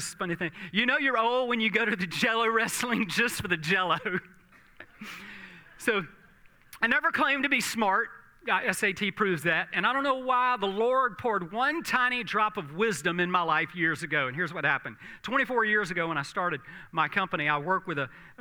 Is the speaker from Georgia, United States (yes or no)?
yes; South Georgia, United States; I grew up in South Georgia